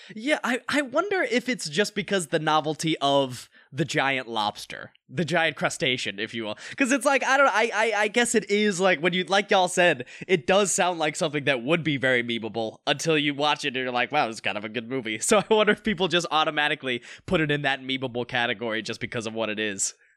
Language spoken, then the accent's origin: English; North Carolina, United States; now in Los Angeles, United States; I live out in L A and I'm an actor from North Carolina